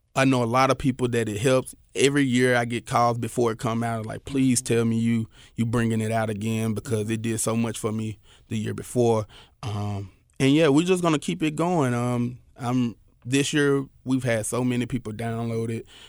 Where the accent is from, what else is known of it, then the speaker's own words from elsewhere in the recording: Memphis, Tennessee, United States; I'm from North Memphis, you know, Valentine Evergreen.